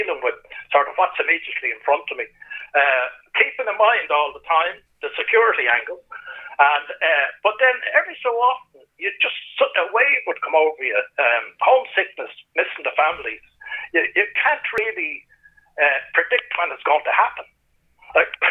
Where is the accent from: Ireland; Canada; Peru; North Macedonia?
Ireland; I'm Irish